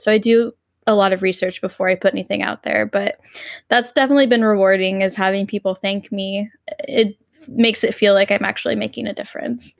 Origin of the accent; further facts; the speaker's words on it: Texas, United States; I grew up in Texas